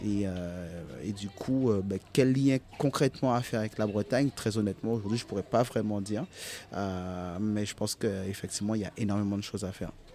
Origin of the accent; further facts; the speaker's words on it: Goyave, Guadeloupe; now in Lamentin, Guadeloupe; je suis de Guayave. Euh, donc du coup, c'est euh, situé sur la Basse-Terre, donc entre Petit-Bourg et Capesterre